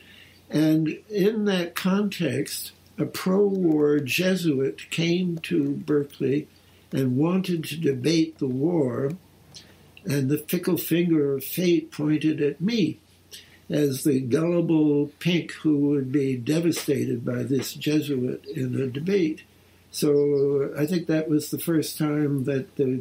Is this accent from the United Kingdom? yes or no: no; Canada; moved away as an adult; I'm a Canadian